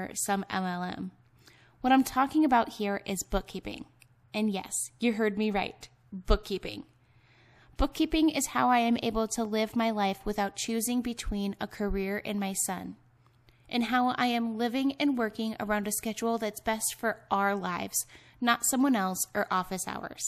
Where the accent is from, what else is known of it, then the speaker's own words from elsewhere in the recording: Ohio, United States; moved away as an adult; also born or lived in Salt Lake City, Utah; now in Nevada, United States; I'm from Ohio.